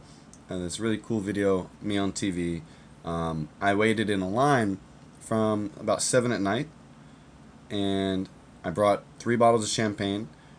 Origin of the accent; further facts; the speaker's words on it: United States; moved away as an adult; now in Japan; I'm 28, I'm from America. I've been living in Japan now for about 10 years, originally in the military.